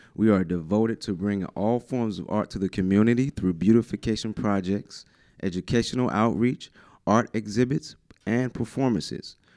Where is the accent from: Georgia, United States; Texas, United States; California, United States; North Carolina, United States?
North Carolina, United States; New Bern; I love New Bern. I am from New Bern. Born and raised